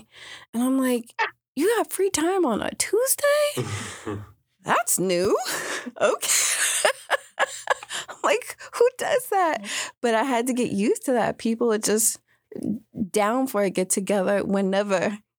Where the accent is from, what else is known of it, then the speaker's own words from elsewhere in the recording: New York City, New York, United States; moved away as an adult; now in Juneau, United States; I hail all the way from Queens, New York, and I've been coming back and forth to Juneau for about 12 years now